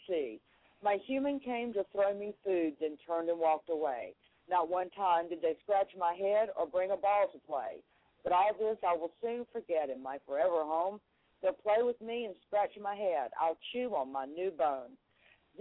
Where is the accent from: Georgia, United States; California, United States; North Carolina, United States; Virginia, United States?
North Carolina, United States; moved away; my hometown up in North Carolina